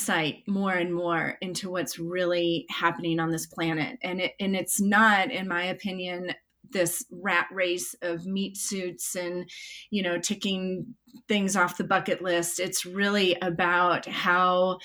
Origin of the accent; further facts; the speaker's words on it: Chicago, Illinois, United States; moved away; I grew up in Chicago